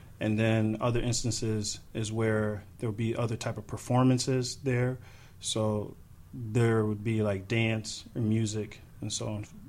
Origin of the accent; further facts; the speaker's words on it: Chicago, Illinois, United States; Grew up a little bit around a few places. A little bit in central Illinois. And became of age in Chicago. Spent a lot of my adult years in Chicago.